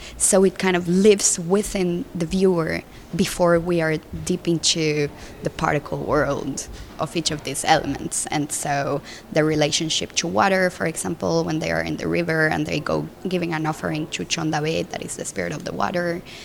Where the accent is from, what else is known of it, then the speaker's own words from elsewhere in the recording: Colombia; moved away as an adult; also born or lived in Mexico / Brussels; I'm from Colombia and I grew up in Colombia